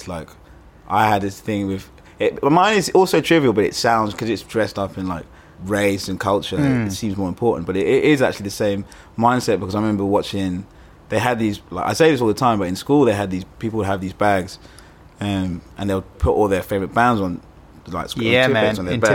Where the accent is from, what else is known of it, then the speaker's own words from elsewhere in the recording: London, United Kingdom; I grew up in Muswell Hill. I'm Ugandan